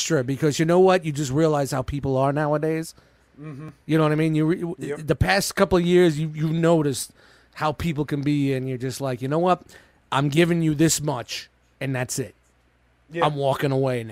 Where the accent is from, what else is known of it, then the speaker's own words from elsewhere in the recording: New York City, New York, United States; now in New Jersey, United States; I grew up in Brooklyn. I grew up in Canarsie, which was, at the time, heavily mobbed up